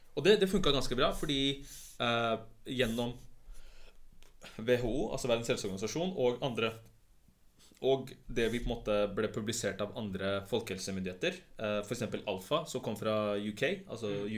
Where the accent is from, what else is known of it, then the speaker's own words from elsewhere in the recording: Oslo, Norway; also born or lived in Pakistan; jeg føler jo at jeg er fra Stovner mer enn det er fra liksom andre steder